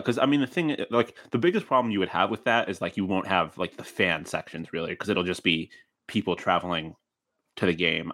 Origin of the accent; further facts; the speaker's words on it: Buffalo, New York, United States; I'm from Buffalo